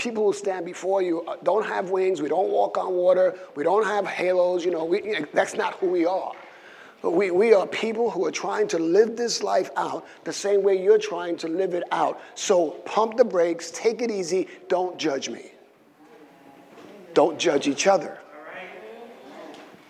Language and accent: English; New York City, New York, United States; also born or lived in Puerto Rico; So I grew up in the South Side. Right? Between the late 90s and the mid 70s, the South Side is what we call Williamsburg